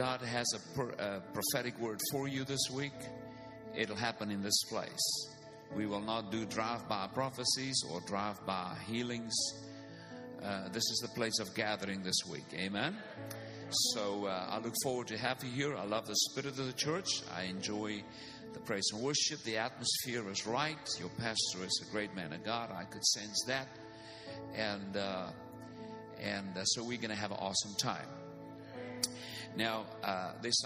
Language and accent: English; South Africa; first language Afrikaans; English is a second language; I am from South Africa